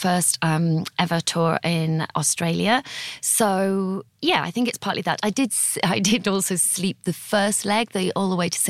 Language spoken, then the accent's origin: English; Teesside, North East England, United Kingdom; also born or lived in Italy / Botswana / London; now in Guildford, United Kingdom; in my bio saying I'm from Teesside, because Teesside is the northeast of England, used to thrive in like the 1900s, but it had a really rough time during my childhood.